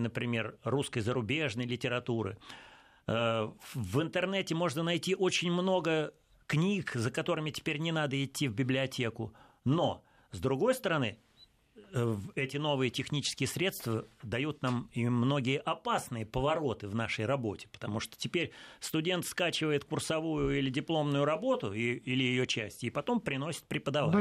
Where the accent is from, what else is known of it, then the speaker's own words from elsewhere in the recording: Russia; мы, русские